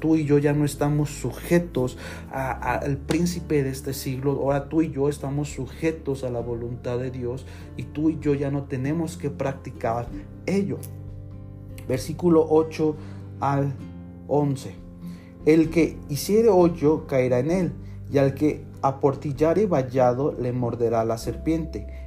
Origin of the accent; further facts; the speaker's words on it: Mexico; Los que somos de México